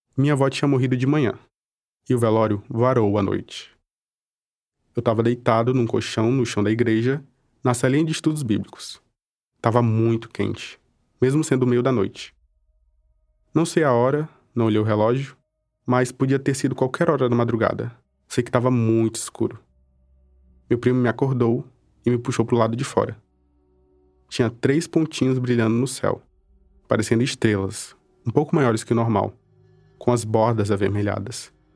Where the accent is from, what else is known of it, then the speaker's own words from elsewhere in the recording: Cruzeiro do Sul, Acre, Brazil; Eu cresci em Cruzeiro do Sul, uma cidade que fica no extremo oeste do Acre